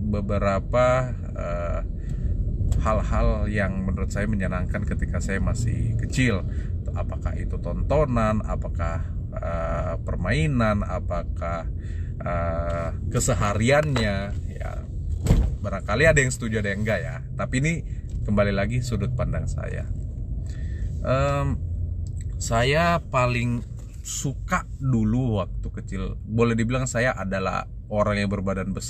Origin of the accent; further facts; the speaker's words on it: Jakarta, Indonesia; dulu saya tinggal di Jakarta 11 tahun saya dari kecil TK TK di Jakarta dan SD di Jakarta dan dulu saya tinggal di uh, suatu kompleks di daerah Pasar Minggu